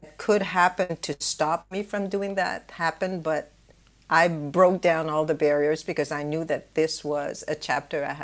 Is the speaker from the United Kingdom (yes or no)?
no; Canada; moved away as an adult; also born or lived in Singapore; in Canada, where I come from